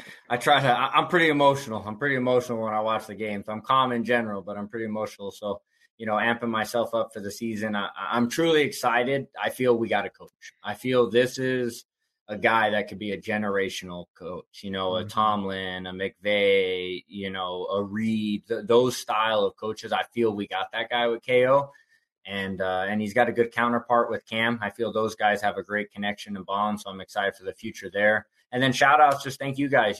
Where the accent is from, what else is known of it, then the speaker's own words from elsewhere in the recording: Bay Area, California, United States; also born or lived in Tucson, Arizona; now in Phoenix, United States; I'm originally from the Bay Area I moved to Tucson